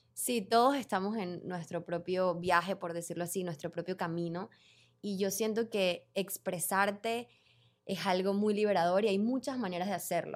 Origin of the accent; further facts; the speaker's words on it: Venezuela; moved away as an adult; also born or lived in Panama; Yo vivía en Panamá, en ese momento yo soy venezolana y me mudé de Venezuela a Panamá